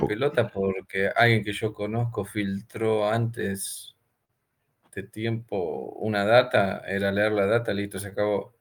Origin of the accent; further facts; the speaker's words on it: Argentina; yo fabrico teléfono acá en Argentina